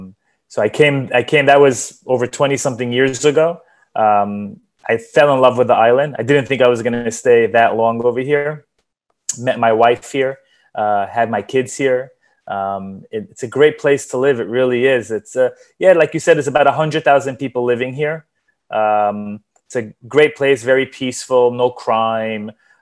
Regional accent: New York, United States; moved away as an adult; now in Cozumel, Mexico; I'm originally from New York, born and raised over there. I flew over when I was 19 years old after finishing university

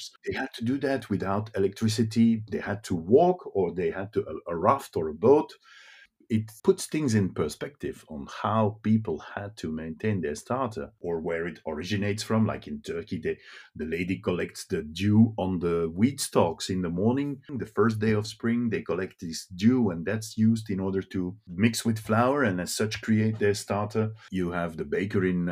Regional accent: Brussels, Brussels-Capital Region, Belgium; first language Dutch; English is a second language; I'm just a boy from Brussels. And in Brussels, you grow up in the streets. My both parents are Flemish speaking

